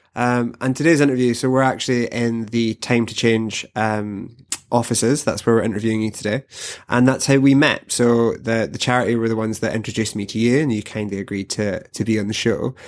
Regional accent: Glasgow, Scotland, United Kingdom; I'm from Glasgow

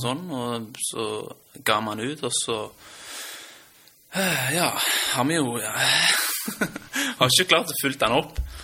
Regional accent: Stavanger, Rogaland, Norway; born or raised there; accent: Stavanger dialect; also born or lived in Lørenskog

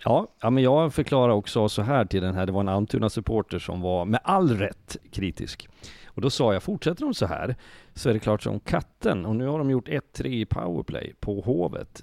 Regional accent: Leksand, Dalarna County, Sweden; jag kommer från Leksand

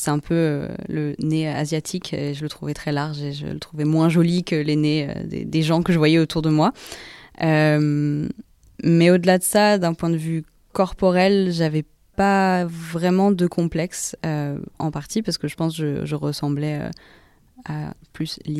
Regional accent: Paris, Île-de-France, France; also born or lived in Singapore; alors je suis née à Paris d'une maman singapourienne et d'un papa français normand. Donc euh, j'ai grandi à Paris jusqu'à mes trois ans et ensuite, comme euh, quand mon petit frère est né, on est parti à Singapour pour quelques années.

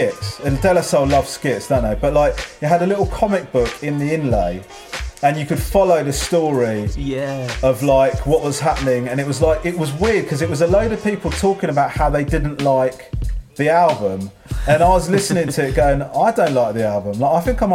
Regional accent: Crawley, South East England, United Kingdom; I grew up in Crawley, and Crawley is not known as one of the UK's major hip hop hubs.

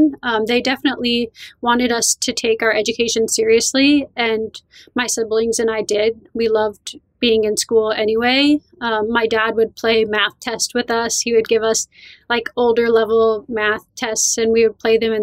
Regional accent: Vernon, New Jersey, United States; So I grew up in the northwest corner of New Jersey. It's called Sussex. Vernon is the town, and it's right in the Appalachian Mountains

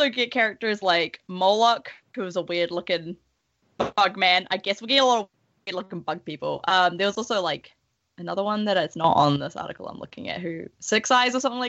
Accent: New Zealand; As a Kiwi who lives far away from America

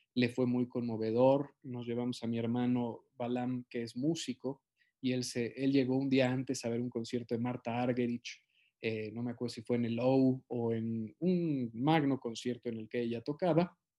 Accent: Mexico; en mi país

